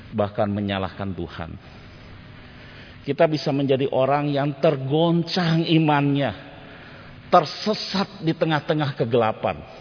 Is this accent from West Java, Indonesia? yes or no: yes; Bandung, West Java, Indonesia; Waktu masa remaja saya, Bapak Ibu di kota Bandung, saya pernah disuruh pergi untuk mengantar sesuatu ke sebuah gereja.